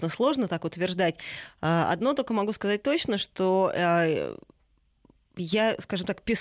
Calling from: Tyumen, Tyumen Oblast, Russia; Добрый день, я из Тюмени.

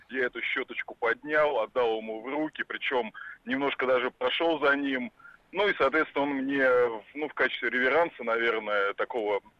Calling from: Elektrogorsk, Moscow Oblast, Russia; Московская область, э, городской округ Электрогорск.

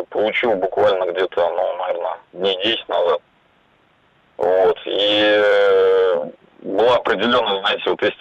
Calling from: Ulyanovsk, Ulyanovsk Oblast, Russia; Я из Ульяновска звоню.

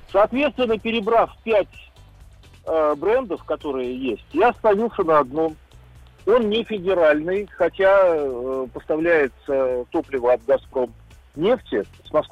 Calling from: Kaliningrad, Kaliningrad Oblast, Russia; Э, я звоню из Калининграда.

